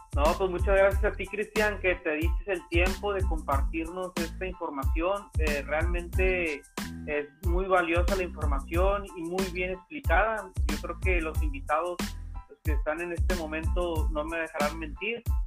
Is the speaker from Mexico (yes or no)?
yes; Mexico; los mexicanos siempre tenemos ese espíritu